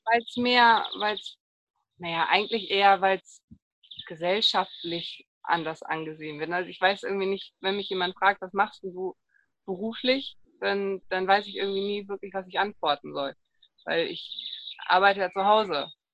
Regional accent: East Frisia, Lower Saxony, Germany; Ich äh, bin geboren und lebe in Ostfriesland. Jetzt sitze ich gerade in Großheide.

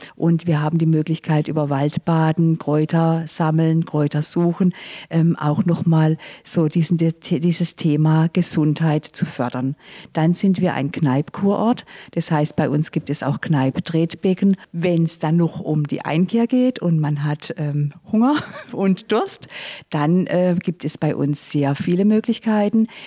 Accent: the area around Sasbachwalden, Baden-Württemberg, Germany; bin ich hier in der Gegend aufgewachsen

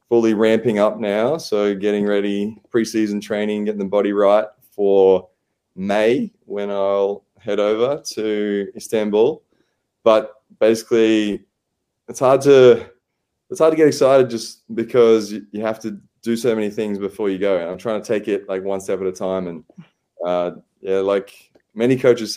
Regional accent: Australia; as an Australian

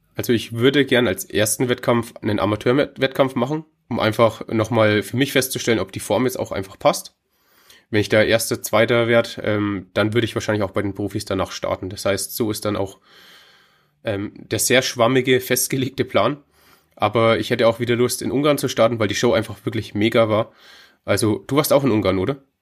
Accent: Hof, Bavaria, Germany; Ich komme aus Hof, das ist ähm, in Bayern, ganz oben im Osten, in dem mhm. Knick zu Tschechien

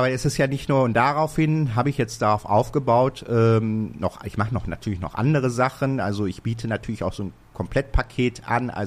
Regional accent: Bottrop, North Rhine-Westphalia, Germany; Ich bin Urbautropper. Ich bin in Bottrop geboren.

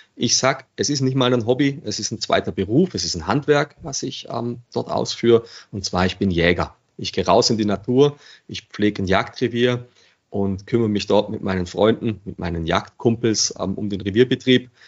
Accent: Regensburg, Bavaria, Germany; now in Vienna, Austria; Ich bin gebürtiger Regensburger

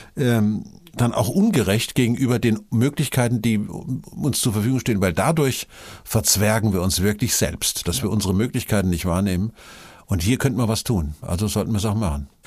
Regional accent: Vogelsberg, Hesse, Germany; Ich komme ja aus dem Vogelsberg

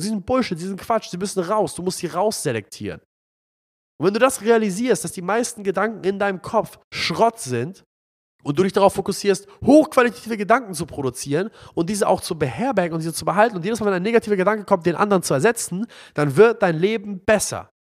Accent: Palestine; now in Hamburg, Germany; mein Heimatland, Palästina

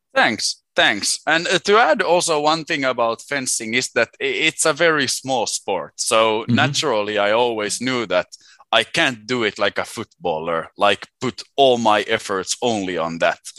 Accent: Helsinki, Uusimaa, Finland; first language Swedish and Finnish; English is a second language; moved away as an adult; also born or lived in Sweden; I was born in Helsinki in 93

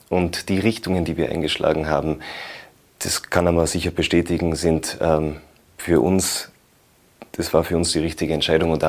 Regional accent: Tyrol, Austria; Generell als Tiroler Schauspieler, als junger Tiroler Schauspieler bei den Volksschauspielen mitzuwirken, ist eine große Freude und eine große Ehre.

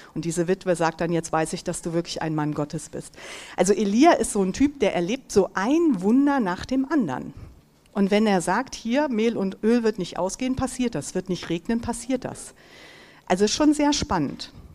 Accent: Mönchengladbach, North Rhine-Westphalia, Germany; moved away as an adult; also born or lived in Düsseldorf / East Africa; ich bin hier in Mönchengladbach geboren und aufgewachsen

